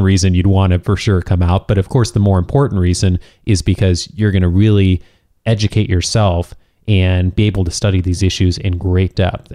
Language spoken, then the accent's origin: English; Chicago, Illinois, United States; now in Southern California, United States; I grew up in Chicago